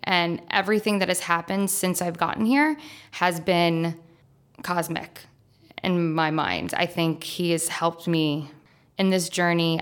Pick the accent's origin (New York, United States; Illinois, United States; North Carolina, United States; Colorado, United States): New York, United States; I'm from New York